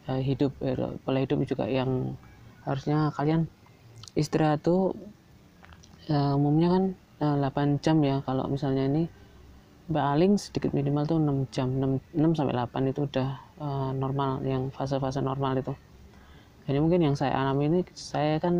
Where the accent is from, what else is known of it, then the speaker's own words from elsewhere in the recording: Yogyakarta, Special Region of Yogyakarta, Indonesia; Ya sebelumnya perkenalkan dulu saya dari Jogja.